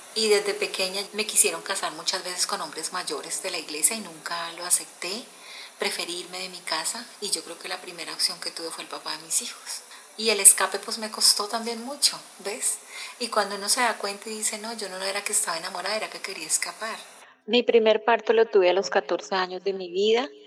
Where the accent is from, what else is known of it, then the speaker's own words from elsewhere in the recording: Natagaima, Tolima, Colombia; moved away; mi pueblo, en Natal, Natagaima, Tolima